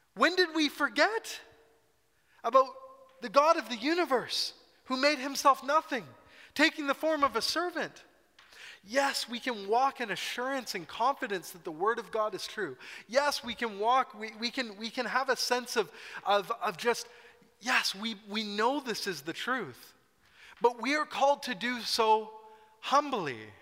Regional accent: Scotland, United Kingdom; I am Scottish

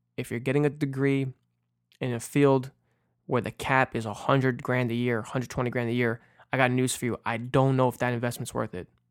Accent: New Jersey, United States; also born or lived in New York; my first, uh, Little League game out here in Jersey, 'cause I was born in New York, and when we moved to Jersey

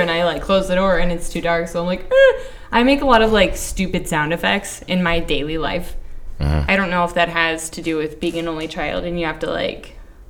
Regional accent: Lake Havasu City, Arizona, United States; I was born in Lake Havasu City.

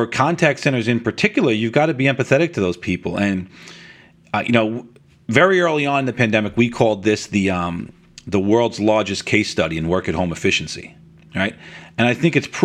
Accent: New York City, New York, United States; accent: New York; now in Long Island, United States; I grew up in Rockaway Beach in New York, and I was probably a 5-iron from the ocean.

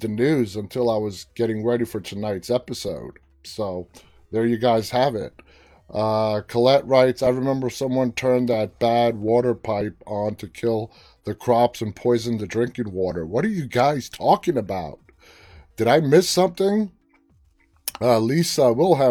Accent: New York City, New York, United States; I was born and raised in New York City.

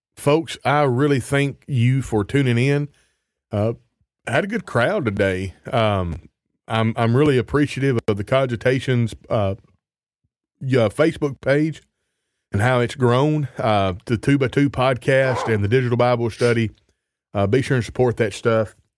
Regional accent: United States; moved away as an adult; now in Canada; I'm from the States, and I'm a Christian

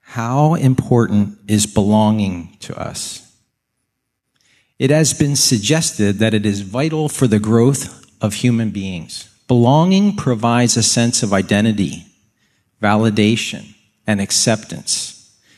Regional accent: outside of Philadelphia, Pennsylvania, United States; I grew up outside of Philadelphia

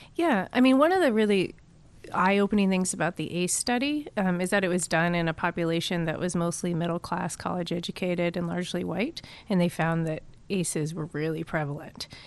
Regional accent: Alaska, United States; also born or lived in California / Massachusetts; I'm from Alaska

